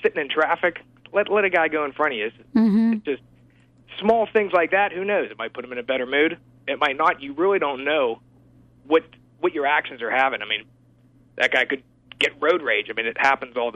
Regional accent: Pittsburgh, Pennsylvania, United States; I was from Pittsburgh

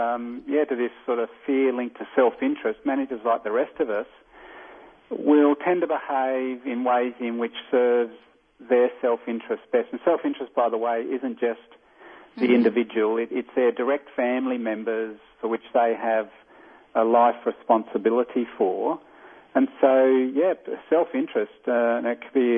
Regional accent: Australia; accent: Australian; from my accent I'm not American. I'm Australian

